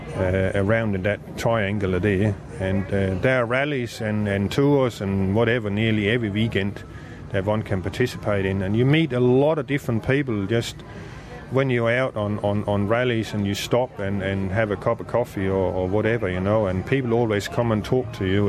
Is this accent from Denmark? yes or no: yes; Denmark; moved away as an adult; now in Australia; I'm from Denmark. I've been in Australia now for 28 years.